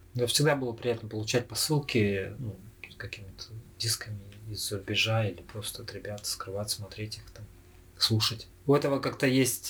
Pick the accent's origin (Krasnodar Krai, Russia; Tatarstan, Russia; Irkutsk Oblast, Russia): Irkutsk Oblast, Russia; Irkutsk; мы э, родом из Иркутска